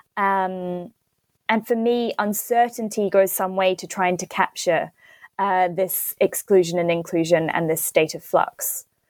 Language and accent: English; Christchurch, Canterbury, New Zealand; moved away as an adult; also born or lived in Santiago, Chile / United Kingdom; my hometown of Christchurch